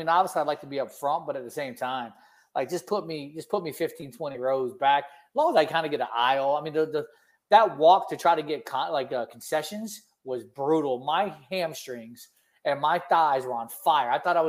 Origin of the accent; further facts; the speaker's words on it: South Florida, United States; we're from South Florida. You know, we have a little bit of rhythm. You know, even though we might be white